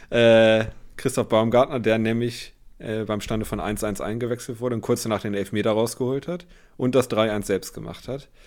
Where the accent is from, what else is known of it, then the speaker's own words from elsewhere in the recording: Bremen, Germany; ich bin ja Bremer durch und durch